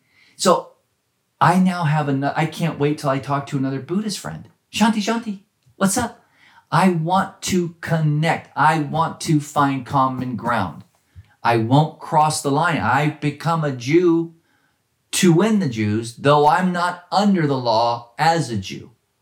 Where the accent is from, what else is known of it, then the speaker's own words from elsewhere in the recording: Oakland, California, United States; because of the environment I was raised in Oakland.